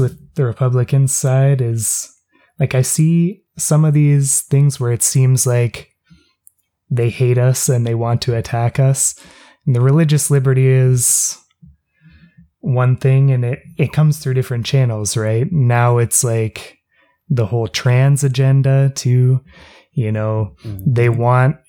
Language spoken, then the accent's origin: English; Canada